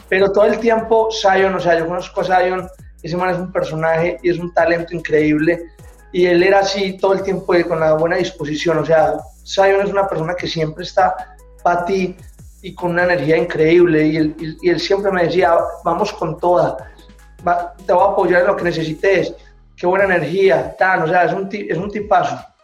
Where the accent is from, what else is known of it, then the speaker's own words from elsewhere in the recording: Medellín, Antioquia, Colombia; yo vengo de Medellín